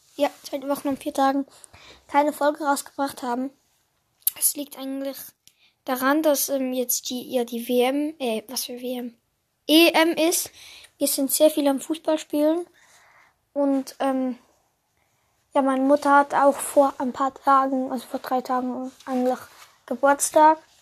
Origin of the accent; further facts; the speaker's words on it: Switzerland; ich bin ja Schweizer